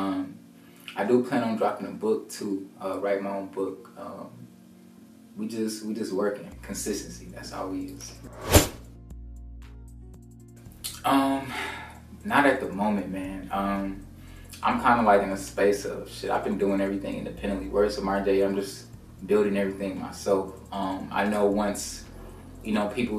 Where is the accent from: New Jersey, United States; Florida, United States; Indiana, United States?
Indiana, United States; Indianapolis; I'm from Indianapolis, Indiana, man. Small city, full of hate, not too much love in the city, man, where I'm from